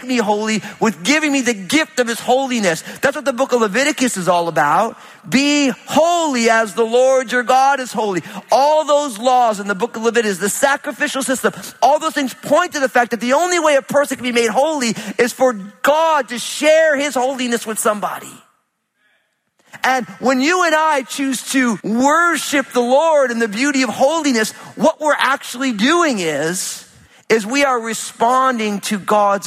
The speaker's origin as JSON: {"language": "English", "region": "New Jersey", "country": "United States", "said": "I'm from Jersey"}